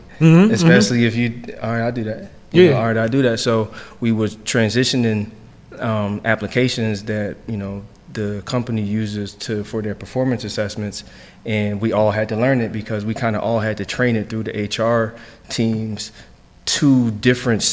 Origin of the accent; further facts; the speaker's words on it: Philadelphia, Pennsylvania, United States; moved away as an adult; also born or lived in Jersey City; now in Washington, DC, United States; I'm from Philly. I'm from Chew Avenue.